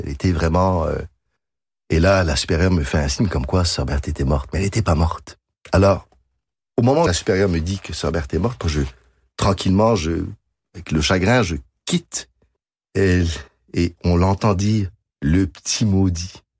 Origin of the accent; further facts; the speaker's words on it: Quebec, Canada; accent: Québécois; also born or lived in France; Je suis né en France, de parents français, arrivé au Québec. Le Québec m'a tout donné.